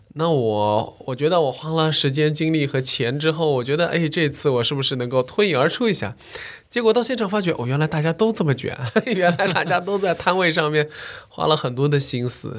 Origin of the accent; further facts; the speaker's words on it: China; 我们中国人